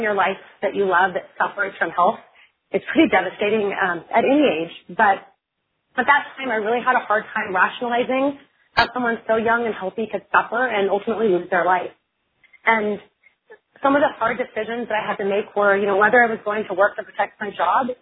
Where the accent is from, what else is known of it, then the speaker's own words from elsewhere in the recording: Oregon, United States; I'm from Oregon. I'm a farm girl, born and raised, and the daughter of a fisherman from a really tiny town in Oregon